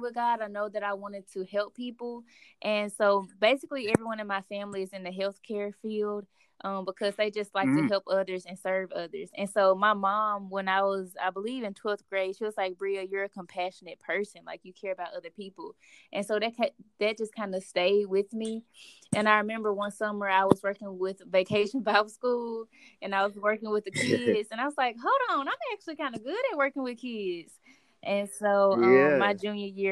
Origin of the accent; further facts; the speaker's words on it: Jackson, Mississippi, United States; also born or lived in Houston, Texas; I am from Mississippi, born and raised.